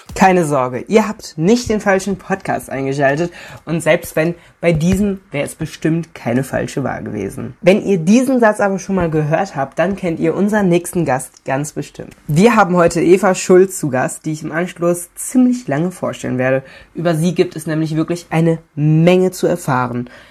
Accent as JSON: {"language": "German", "region": "North Rhine-Westphalia", "country": "Germany", "said": "bei uns in NRW"}